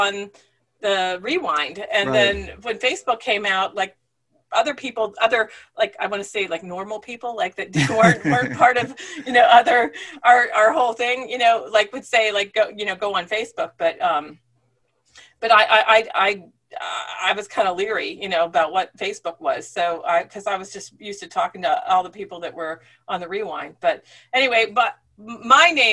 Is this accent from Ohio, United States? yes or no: no; Punxsutawney, Pennsylvania, United States; moved away as an adult; also born or lived in Richmond, Virginia / Huntingdon, Pennsylvania; I grew up in Punxsutawney, Pennsylvania, home of Groundhog Day